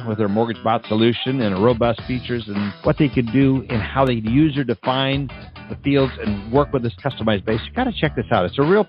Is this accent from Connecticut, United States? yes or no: no; North Dakota, United States; moved away; I grew up in North Dakota, so I hit the ground up there, and I all of a sudden start seeing the singy-songy Norwegian way up there. So yes, I'm 100% Norwegian